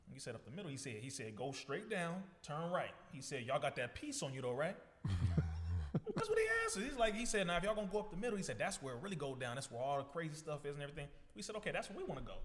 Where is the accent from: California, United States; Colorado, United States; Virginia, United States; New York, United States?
California, United States; Compton; being born, first of all, in Compton, the youngest of ten children